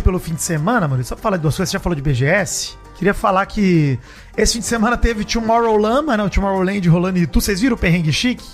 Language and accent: Portuguese; Piauí, Brazil; Eu sou do Piauí